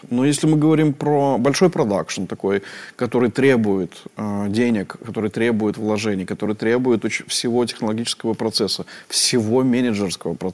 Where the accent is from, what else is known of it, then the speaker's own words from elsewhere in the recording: Minsk, Belarus; born there; Я один родился в, в, в Минске из всей семьи.